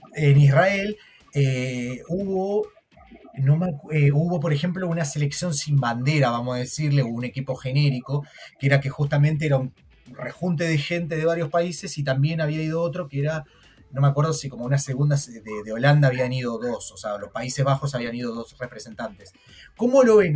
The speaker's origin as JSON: {"language": "Spanish", "country": "Argentina", "said": "yo soy argentino"}